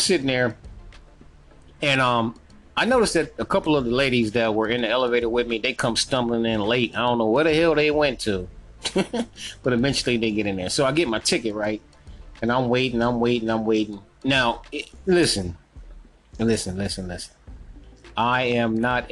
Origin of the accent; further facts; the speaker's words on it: North Carolina, United States; I'm from North Carolina